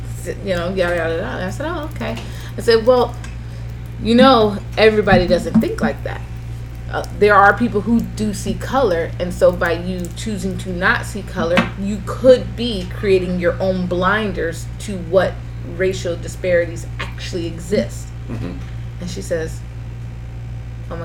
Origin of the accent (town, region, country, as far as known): Lantana, Florida, United States; born or raised there; also born or lived in West Palm Beach, Florida